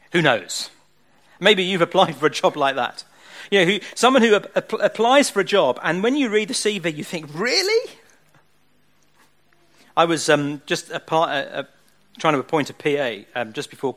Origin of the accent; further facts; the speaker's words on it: Southend-on-Sea, East of England, United Kingdom; I grew up in Southend, which is where I grew up. Spent all my young years and teenage years in Southend.